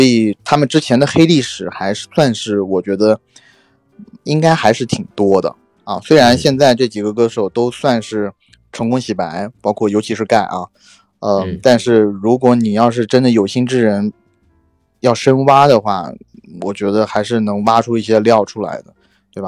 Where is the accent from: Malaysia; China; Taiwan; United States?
China; 港台那边有一些俗语和他们一些讲话的方式是和我们大陆这边不太一样的